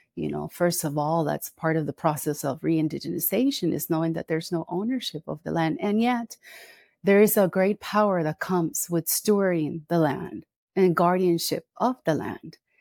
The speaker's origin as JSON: {"language": "English", "country": "Costa Rica", "said": "I'm here in Costa Rica. This is where I live. This is where I'm from"}